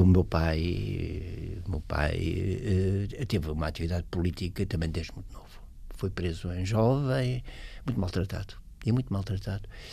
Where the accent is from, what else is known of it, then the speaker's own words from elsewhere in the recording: Portugal; moved away as an adult; also born or lived in Sweden; na minha terra